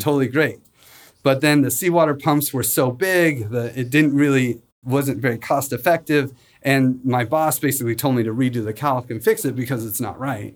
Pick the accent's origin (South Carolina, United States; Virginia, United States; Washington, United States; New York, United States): Washington, United States; Spokane; also born or lived in Seattle; I grew up in Spokane